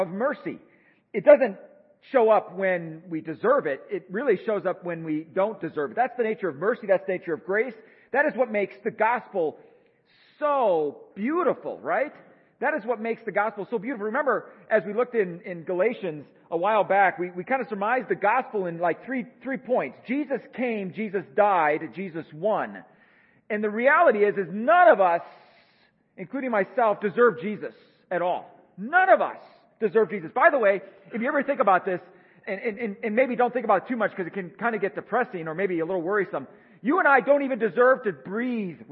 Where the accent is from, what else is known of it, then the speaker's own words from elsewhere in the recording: United States; I think myself as an American